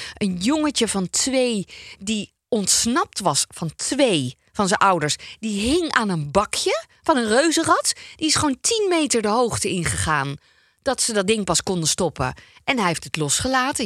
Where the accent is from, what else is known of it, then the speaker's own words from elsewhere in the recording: North Brabant, Netherlands; ik kom ook uit Brabant